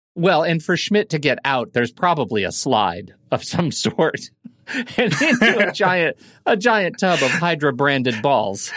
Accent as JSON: {"language": "English", "town": "Colorado Springs", "region": "Colorado", "country": "United States", "tie": "born or raised there", "said": "I grew up in Colorado Springs, which is about six thousand feet"}